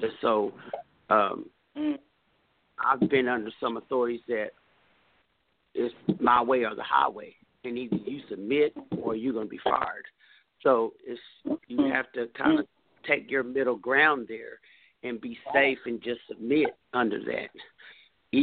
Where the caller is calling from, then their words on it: Texas, United States; Hello, I'm calling from Texas.